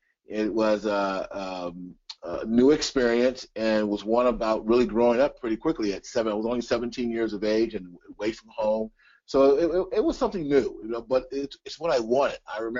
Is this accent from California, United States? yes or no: yes; Los Angeles, California, United States; moved away as an adult; now in Tucson, United States; I grew up in the San Fernando Valley, California, outside of L.A. I lived in a place called Lakeview Terrace, which was out by Handsome Dam.